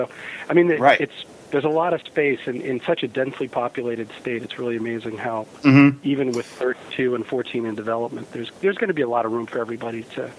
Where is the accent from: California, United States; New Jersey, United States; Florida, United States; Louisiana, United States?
New Jersey, United States; also born or lived in Flanders, Mount Olive, New Jersey; We're both from New Jersey. We live here actually in town.